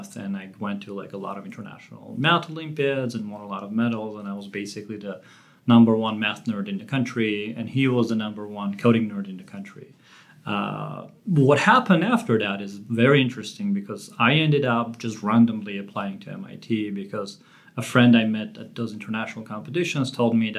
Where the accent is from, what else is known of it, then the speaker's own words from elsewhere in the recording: Armenia; moved away; I grew up in Armenia, not just any time in Armenia.